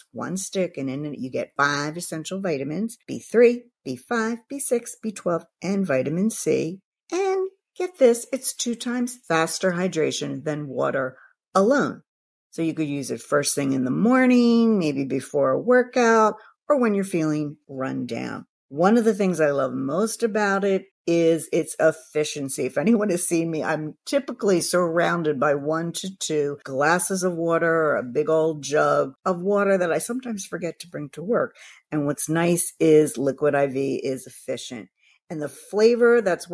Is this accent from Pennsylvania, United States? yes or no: yes; Philadelphia, Pennsylvania, United States; my hometown of Philadelphia, Pennsylvania